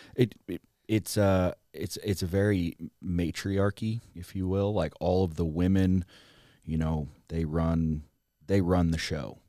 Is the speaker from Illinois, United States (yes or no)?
yes; rural Southern Illinois, United States; moved away as an adult; also born or lived in Los Angeles; now in Texas, United States; grow up on a farm in rural Southern Illinois